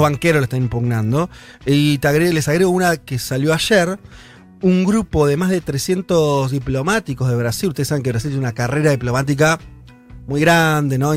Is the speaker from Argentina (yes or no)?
yes; Argentina